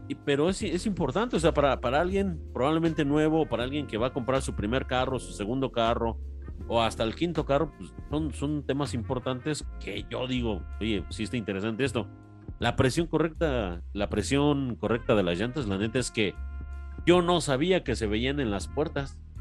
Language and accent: Spanish; Mexico City, Mexico; now in Querétaro, Mexico; yo, yo, yo crecí en barrio, soy de la Ciudad de México yo crecí en una colonia popular de barrio